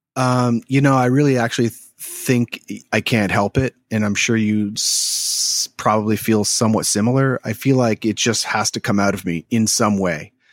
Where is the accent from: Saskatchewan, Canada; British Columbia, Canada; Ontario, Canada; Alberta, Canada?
Ontario, Canada; Toronto; also born or lived in Chatham, Ontario; now in Philadelphia, United States; I'm from the Toronto area. um, originally, but I was born in Chatham, Ontario, which is, I, I would say it's close to Windsor, or which is basically across from Detroit, most of my life in Toronto growing up